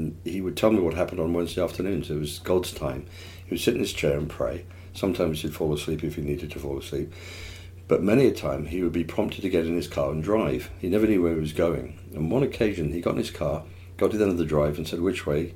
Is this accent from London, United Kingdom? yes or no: no; Plymouth, South West England, United Kingdom; moved away; I was born in England, obviously, in a little place called Plymouth, where the Mayflower set sail from